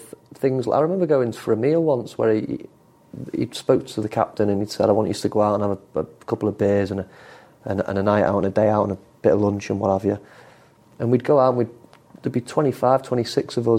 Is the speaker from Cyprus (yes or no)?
no; England, United Kingdom; I'm English